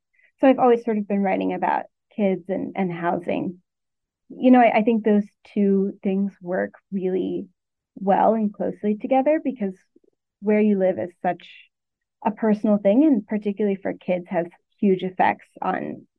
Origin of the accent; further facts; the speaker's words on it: Arkansas, United States; moved away as an adult; now in Connecticut, United States; Since then, I'm from Arkansas and worked there for 5 years, first as a reporter on the style desk and then on the investigative team, and moved up to Connecticut in 2021